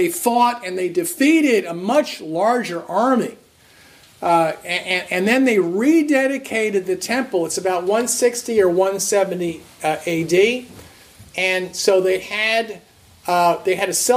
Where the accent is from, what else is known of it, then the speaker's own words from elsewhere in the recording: New Jersey, United States; as a kid growing up in New Jersey